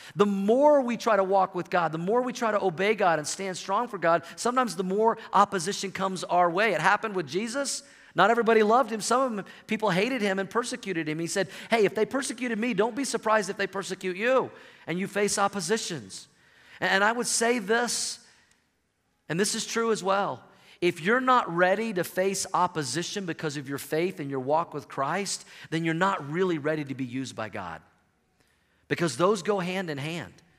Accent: Oklahoma, United States; moved away as an adult; now in Colorado, United States; I grew up in Oklahoma.

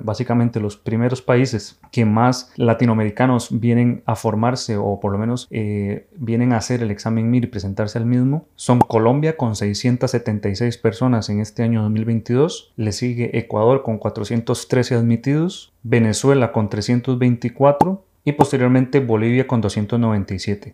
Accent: Costa Rica; moved away as an adult; now in Spain; soy médico urólogo formado aquí en España, pero soy de Costa Rica

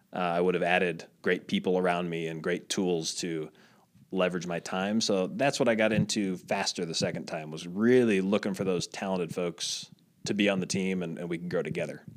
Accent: Midwest, United States; moved away as an adult; also born or lived in Iowa / Italy; I was the nerdy kid growing up in the Midwest, small town, my dad was in real estate

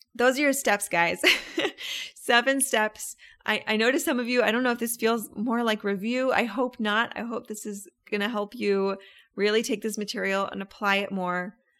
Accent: Orlando, Florida, United States; I'm from Orlando

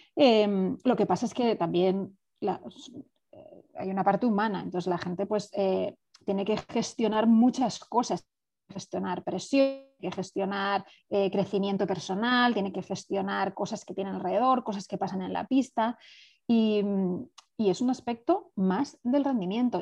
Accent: Spain; moved away as an adult; also born or lived in Barcelona / San Antonio; yo estaba en España, soy española

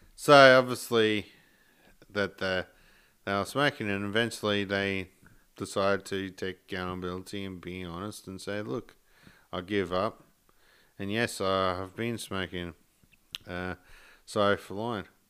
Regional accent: Sarina, Queensland, Australia; originally I come from Serena, which is like half an hour south of Mackay.

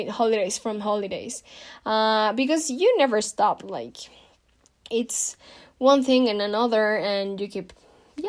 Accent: Mexico; I'm from Mexico

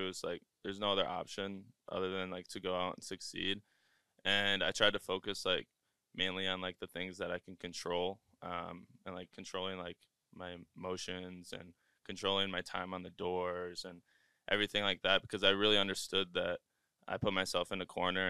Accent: Wisconsin, United States; I'm from Wisconsin. Born and raised.

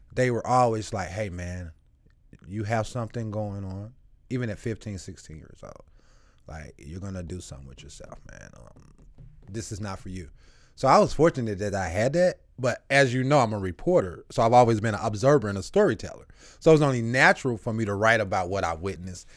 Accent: St. Louis, Missouri, United States; also born or lived in Eureka, Missouri; I'm bussed from South St. Louis 27 miles away from my home.

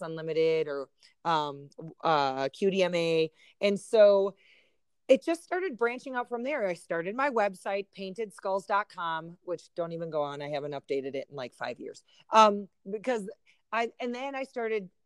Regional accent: Wisconsin, United States; moved away; I used to live in Wisconsin. I grew up in Wisconsin

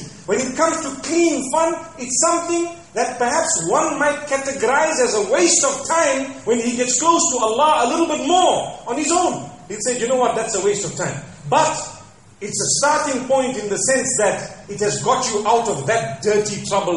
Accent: Zimbabwe; moved away; back at home, I come from Zimbabwe

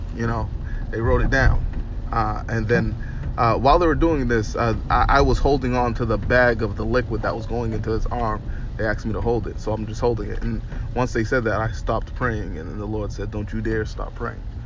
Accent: Boston, Massachusetts, United States; I'm from I'm from Boston

